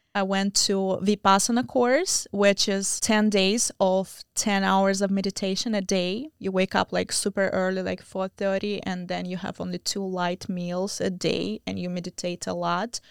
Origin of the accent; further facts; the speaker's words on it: Belarus; moved away as an adult; also born or lived in Moscow, Russia / India; now in United States; I am from Belarus